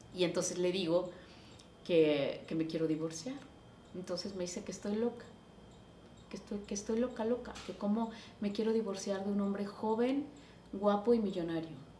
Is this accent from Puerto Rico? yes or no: no; Taxco, Guerrero, Mexico; yo nací en Tasco